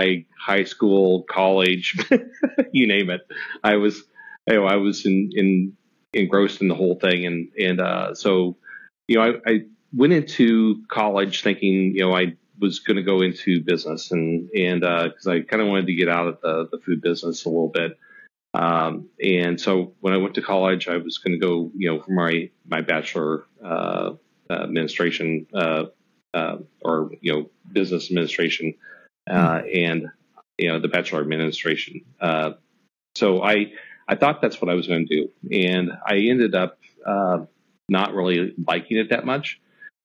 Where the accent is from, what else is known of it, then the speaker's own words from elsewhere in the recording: about an hour and a half from Manhattan, Kansas, United States; my hometown is actually just an hour and a half away from Manhattan